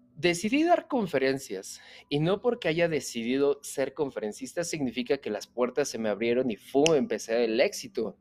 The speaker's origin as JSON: {"language": "Spanish", "country": "Mexico", "said": "Yo soy empresario mexicano"}